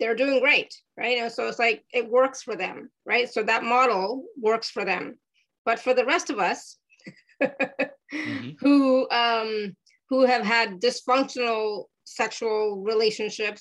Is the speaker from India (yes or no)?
yes; India; I'm Indian, right? As everybody knows, from India